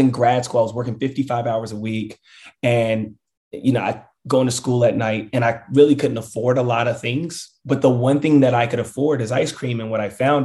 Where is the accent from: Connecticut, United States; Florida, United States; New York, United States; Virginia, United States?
Virginia, United States; Richmond; my hometown, Richmond, Virginia.